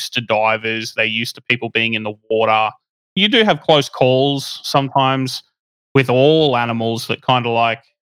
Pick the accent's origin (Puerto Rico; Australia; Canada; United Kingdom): Australia; born or raised there